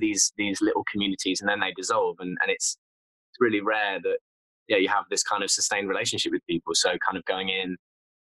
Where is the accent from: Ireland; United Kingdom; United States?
United Kingdom; Nottingham, East Midlands; I'm from Nottingham